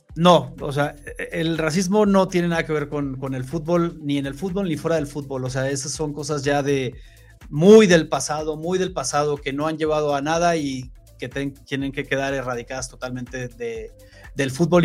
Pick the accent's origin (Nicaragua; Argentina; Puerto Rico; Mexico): Mexico; yo como mexicano